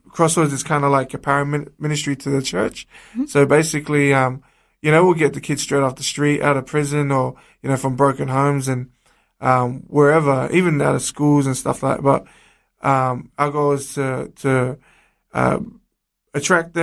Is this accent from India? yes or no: no; Sydney, New South Wales, Australia; I grew up in the streets of Sydney